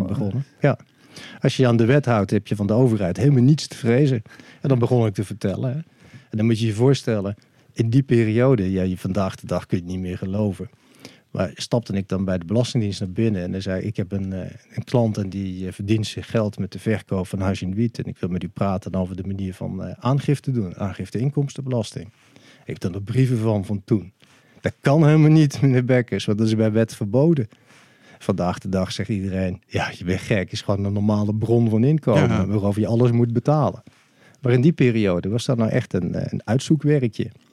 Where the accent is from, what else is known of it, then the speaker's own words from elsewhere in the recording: Maastricht, Limburg, Netherlands; Ik ben geboren in Heer. Dat is eh, de gemeente Maastricht eh, vandaag de dag. Dat was op 20 mei 1963. Dus ik ben 59 jaar oud. Ik ben ook opgegroeid in eh, Maastricht.